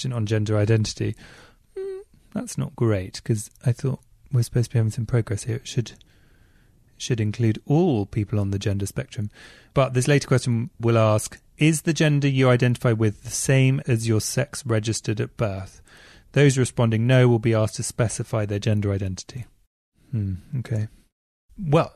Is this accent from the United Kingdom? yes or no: yes; England, United Kingdom; I'm English